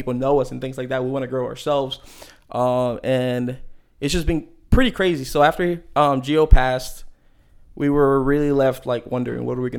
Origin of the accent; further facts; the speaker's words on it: Maryland, United States; moved away; growing up in Maryland